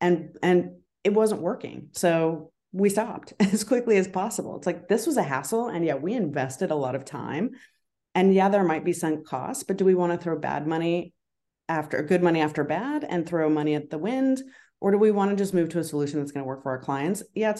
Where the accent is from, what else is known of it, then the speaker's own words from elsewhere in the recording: Colorado, United States; also born or lived in Idaho; growing up in Colorado, Idaho, and around the Western states, I spent time with my grandmother who lived on a farm in Colorado